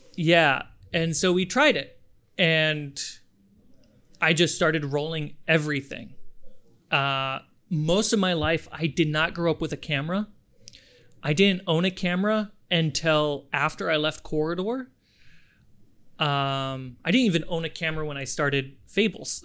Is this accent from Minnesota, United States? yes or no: yes; Minnesota, United States; moved away as an adult; also born or lived in Germany / Florida / New York City / upstate New York; I was born in Germany, uh, grew up in Minnesota